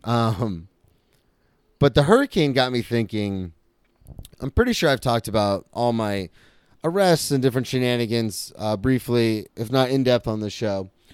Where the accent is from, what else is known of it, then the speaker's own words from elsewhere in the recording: Florida, United States; I was a comic from Florida